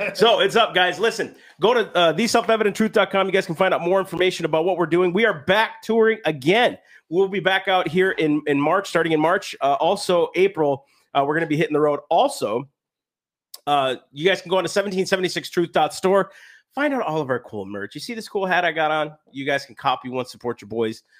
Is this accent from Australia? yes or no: no; United States; I'm an American of these United States